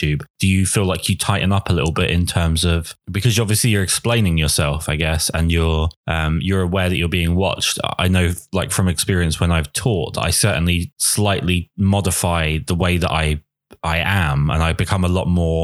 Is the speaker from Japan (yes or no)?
no; England, United Kingdom; as an Englishman